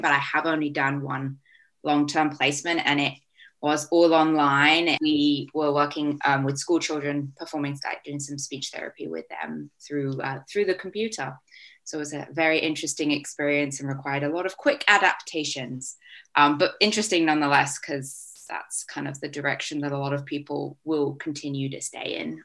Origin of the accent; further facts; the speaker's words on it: Vancouver, British Columbia, Canada; moved away as an adult; now in Leeds, United Kingdom; I am from Vancouver, Canada